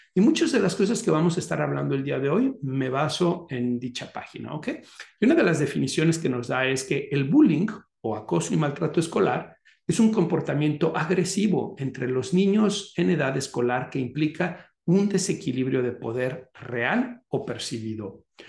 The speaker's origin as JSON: {"language": "Spanish", "country": "Mexico", "moved": "yes", "lives_now": "United States", "said": "México es el país de donde yo soy originario y Estados Unidos, que es el país que me está en este momento, digamos, recibiendo, en donde yo estoy viviendo"}